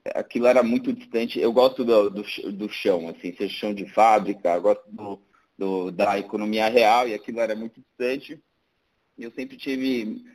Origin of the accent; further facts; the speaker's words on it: Brazil; somos brasileiros